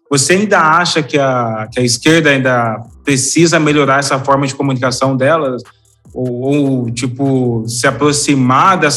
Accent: Guaratinguetá, São Paulo, Brazil; E já o pessoal do interior, porque eu sou daquele interior, né? Sou de Guaratinguetá. Aqui não faz muito sentido essa polarização.

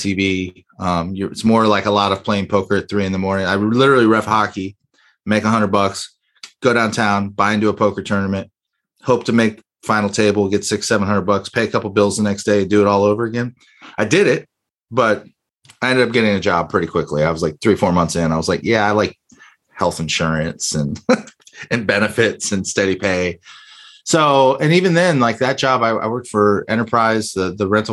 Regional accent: Miami, Florida, United States; growing up in Miami

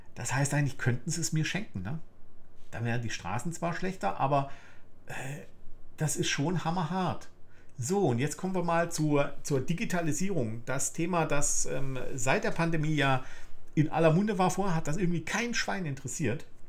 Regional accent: Germany; ich bin im Westen in der BRD geboren

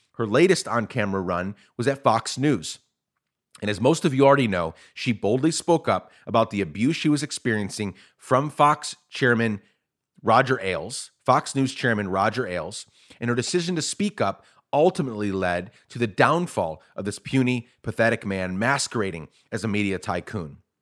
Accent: Guatemala; moved away as an adult; also born or lived in New York / Minneapolis; now in United States; I was born in New York, raised in Guatemala

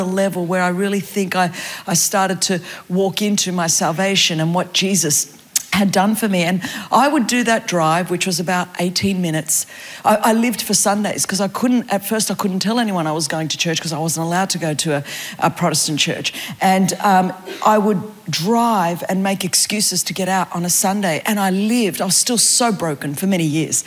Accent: Sydney, New South Wales, Australia; I grew up in Layla Park, just down Sunny Hot Road

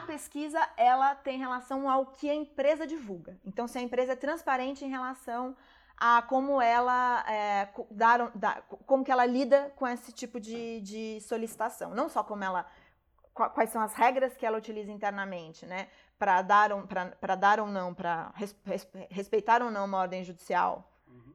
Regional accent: Brazil

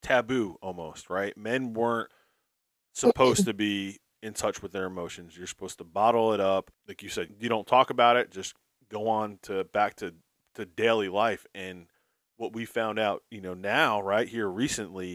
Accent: New Jersey, United States; I'm from New Jersey

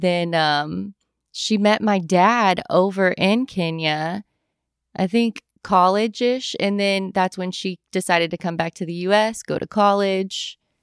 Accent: Louisville, Kentucky, United States; I'm born and raised in Louisville

